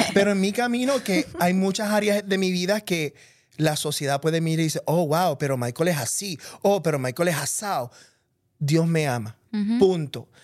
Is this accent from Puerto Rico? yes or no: yes; Puerto Rico; yo me crié en Puerto Rico, donde todos somos puertorriqueños